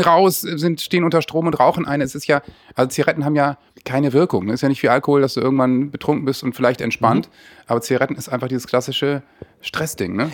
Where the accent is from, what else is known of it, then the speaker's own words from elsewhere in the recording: Northern Germany, Germany; ich als Norddeutscher